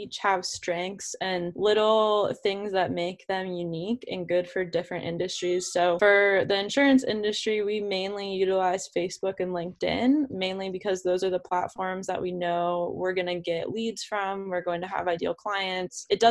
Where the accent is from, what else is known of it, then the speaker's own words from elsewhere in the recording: Baltimore, Maryland, United States; also born or lived in Virginia; I am from Baltimore. I grew up there. I, you know, raised there all my life